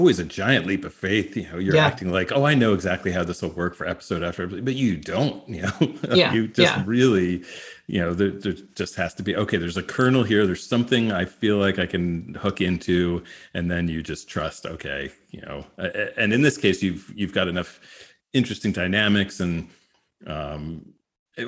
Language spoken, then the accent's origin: English; Morristown, New Jersey, United States; Morristown, North Jersey